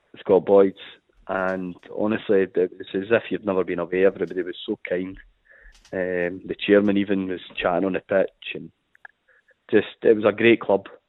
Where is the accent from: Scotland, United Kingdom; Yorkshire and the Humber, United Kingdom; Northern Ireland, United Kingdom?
Scotland, United Kingdom; Dumfries; born or raised there